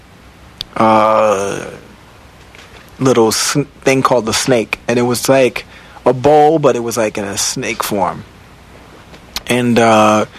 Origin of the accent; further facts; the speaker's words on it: Virginia Beach, Virginia, United States; I was from Virginia Beach, Virginia, where there wasn't really a music industry at all